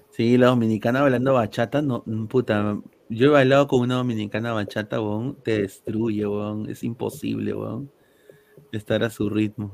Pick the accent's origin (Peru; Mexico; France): Peru; yo nací en Perú